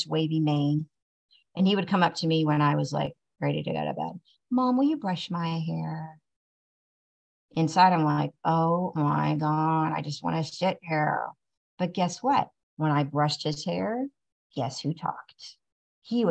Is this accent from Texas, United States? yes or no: no; Tulsa, Oklahoma, United States; growing up in Tulsa, you know, for the areas that I live in Tulsa